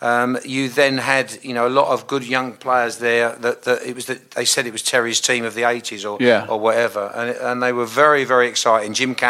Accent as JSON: {"language": "English", "town": "Southend-on-Sea", "region": "East of England", "country": "United Kingdom", "tie": "born or raised there", "said": "because I was born in Southend"}